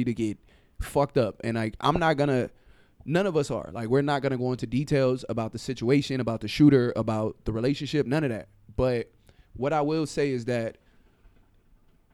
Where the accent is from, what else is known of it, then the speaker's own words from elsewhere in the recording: Compton, California, United States; I'm a nigga from Compton